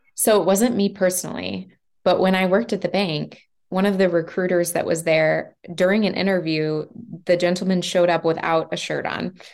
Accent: Kansas City, Kansas, United States; also born or lived in Denver / Lawrence, Kansas; I grew up here in Kansas City

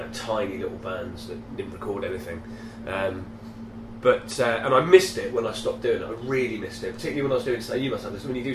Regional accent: Leeds, Yorkshire and the Humber, United Kingdom; I'm from Leeds actually

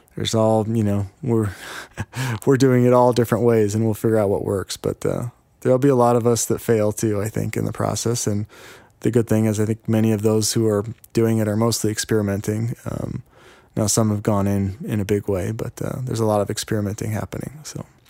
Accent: Yakima, Washington, United States; I'm from Yakima

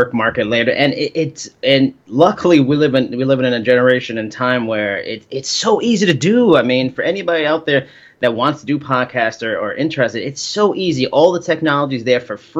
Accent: New York, United States; I'm from New York, born and raised.

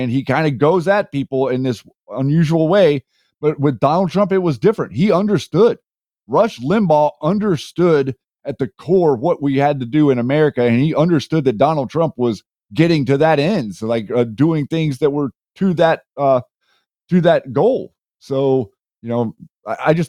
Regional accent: Boone, North Carolina, United States; moved away; I am from Boone, North Carolina.

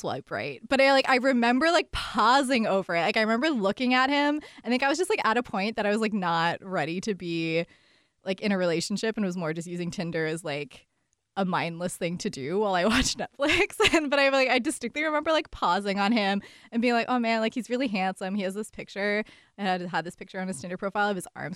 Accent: Montreal, Quebec, Canada; moved away as an adult; now in Seattle, United States; I'm originally from Montreal, Canada. I've been living in Seattle for the last 6 or so years now.

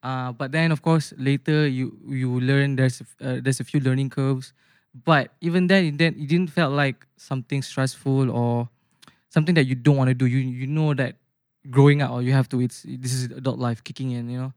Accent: Bandar Seri Putra, Selangor, Malaysia; born or raised there; moved away as an adult; now in Putrajaya, Malaysia

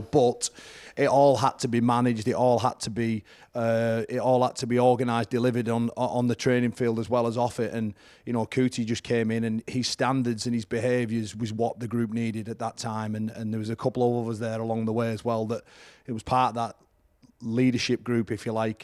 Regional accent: Whitehaven, North West England, United Kingdom; it's at Whitehaven, back in my hometown

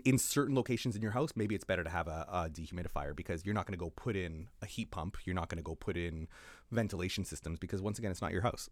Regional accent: Canada; now in New Zealand; I, as a Canadian

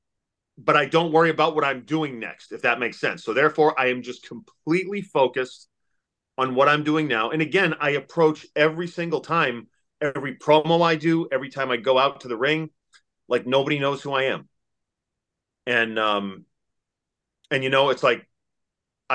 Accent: Massachusetts, United States; moved away as an adult; now in Kentucky, United States; I grew up in Massachusetts. Yeah, I live in Kentucky now

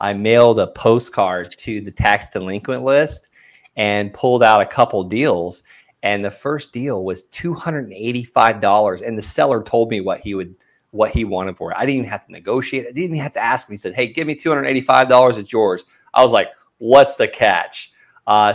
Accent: Okeechobee, Florida, United States; I grew up in a small town called Okeechobee, Florida

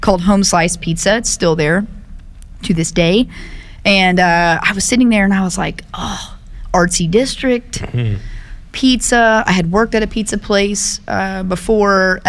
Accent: Tulsa, Oklahoma, United States; now in Oklahoma City, United States; I grew up in South Tulsa

